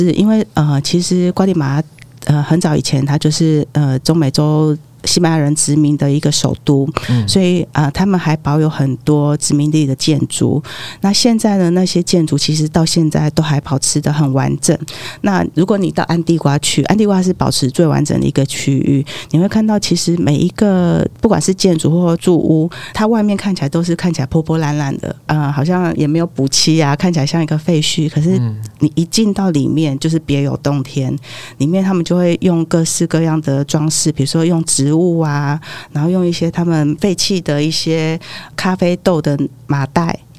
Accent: Taiwan; 那非常非常的甜，大概我台湾人大概吃了一一一口就差不多了

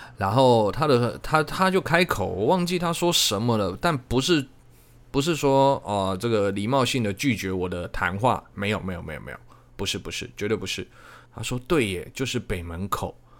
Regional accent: Changhua County, Taiwan; 我是彰化人

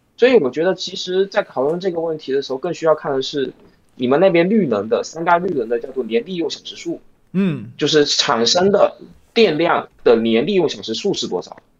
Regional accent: China; 我一个大陆人

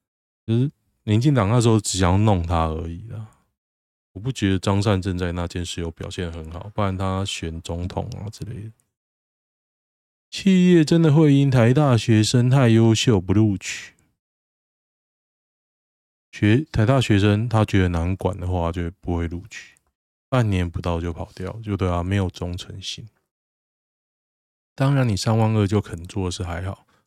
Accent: Taiwan; 我是台湾人，哈哈哈。

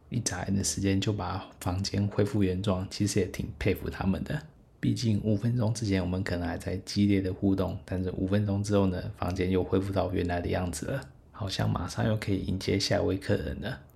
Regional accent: Taiwan; 但是我是台湾人

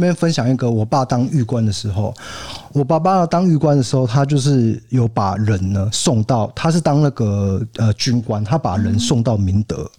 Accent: Kaohsiung, Taiwan; now in Tainan, Taiwan; 我身为一个高雄人，北漂到台南

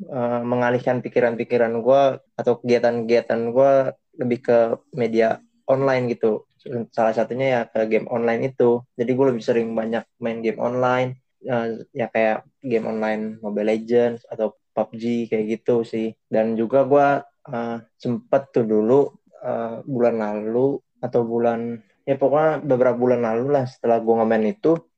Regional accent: Jakarta, Indonesia; klub-klub Indonesia itu gue sukanya Persija karena ya gue dari Jakarta ya otomatis Persija

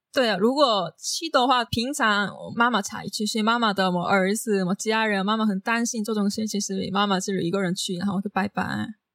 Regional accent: South Korea; Chinese is a second language; moved away as an adult; now in Taiwan; 我们韩国人的口音很难

